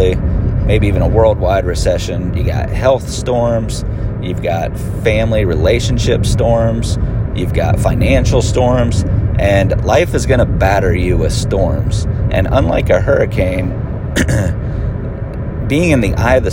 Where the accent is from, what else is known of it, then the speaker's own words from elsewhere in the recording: Florida, United States; also born or lived in Pennsylvania; I was born in Pennsylvania, but I've lived in Florida since I was 10